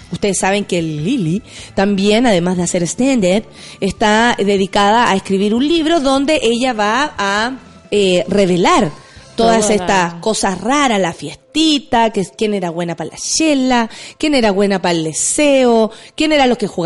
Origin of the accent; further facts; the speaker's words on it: Peñalolén, Santiago Metropolitan Region, Chile; Yo soy oriundo de Peñalolén.